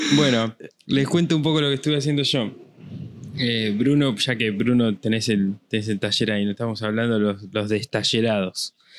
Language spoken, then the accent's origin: Spanish; La Pampa, Argentina; zona de donde soy yo, ahí en La Pampa